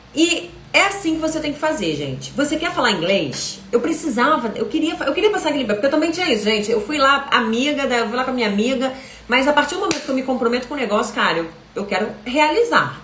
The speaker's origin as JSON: {"language": "Portuguese", "region": "Rio de Janeiro", "country": "Brazil", "said": "eu sou carioca, sou do Rio de Janeiro"}